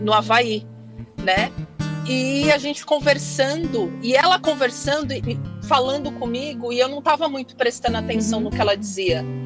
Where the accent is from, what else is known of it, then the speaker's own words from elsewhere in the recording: São Paulo, Brazil; moved away as an adult; now in Hawaii, United States; eu saí de São Paulo, capital. É, eu sou de lá, né? Não por conta de trabalho, mas é, a cidade que eu nasci é gigante